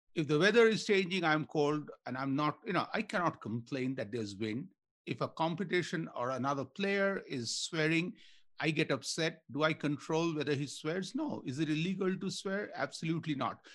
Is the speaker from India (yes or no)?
yes; India; moved away; I grew up in India